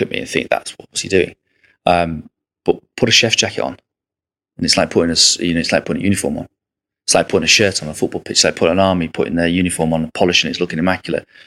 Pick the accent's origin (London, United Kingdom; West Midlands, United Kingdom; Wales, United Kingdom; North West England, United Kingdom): North West England, United Kingdom; Southport; I'm from Southport.